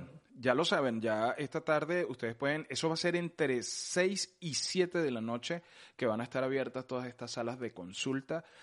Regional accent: Venezuela; now in United States; yo tengo mi pasaporte, eh, venezolano vencido desde hace como cuatro o cinco años

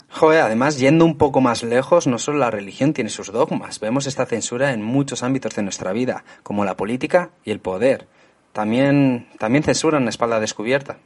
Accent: Spain; now in England, United Kingdom

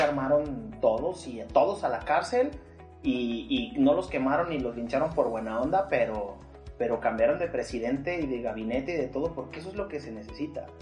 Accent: Mexico; vivimos como mexicanos

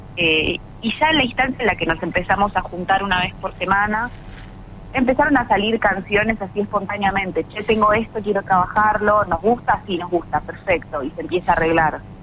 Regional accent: Buenos Aires and surroundings, Argentina; Nosotras somos casi todas de Buenos Aires y alrededores

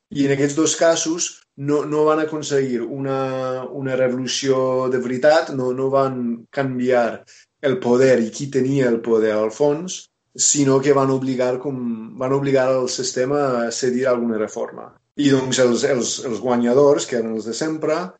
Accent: United States; Catalan is a second language; moved away as an adult; also born or lived in Barcelona; now in Catalonia, Spain; soc originalment dels Estats Units

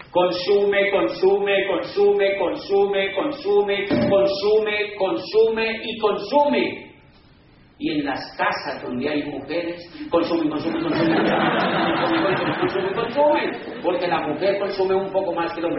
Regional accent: Cali, Valle del Cauca, Colombia

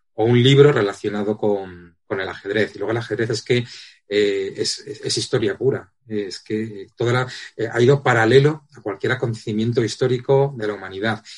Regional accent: Madrid, Community of Madrid, Spain; soy soy de Madrid, de, de, nací en Madrid

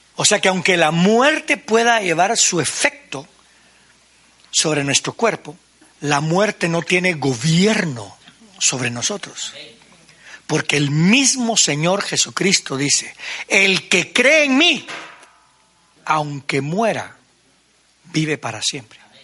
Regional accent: Guatemala; Soy puro guatemalteco

